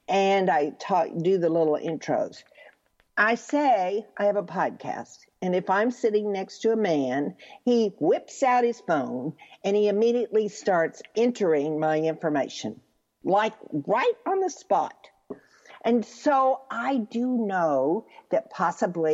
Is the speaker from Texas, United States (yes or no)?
yes; Texas, United States; I'm from Texas